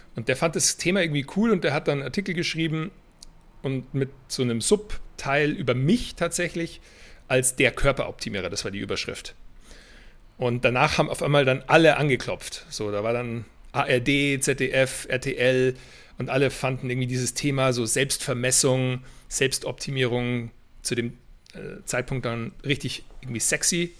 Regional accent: Weilheim, Bavaria, Germany; moved away as an adult; also born or lived in Boston, United States / Berlin; ich stamme aus Weilheim in Oberbayern, also nicht weit weg von München. Bin dann hier im Basketball auch groß geworden

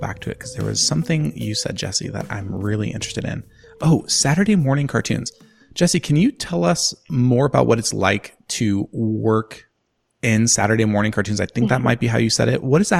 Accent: California, United States; I'm a fourth-generation California farmer, farming walnuts on fertile Concow land along the edge of the Feather River.

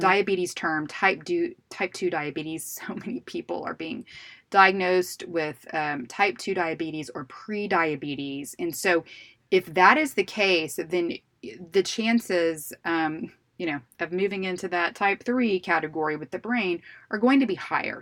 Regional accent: Houston, Texas, United States; we're in Texas and I'm from Houston

